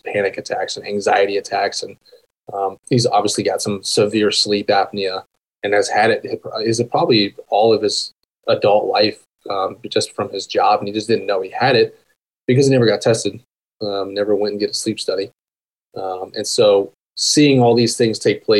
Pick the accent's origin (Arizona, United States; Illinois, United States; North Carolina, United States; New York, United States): Arizona, United States; Tucson; born or raised there; also born or lived in Aurora, Colorado; now in Whispering Pines, United States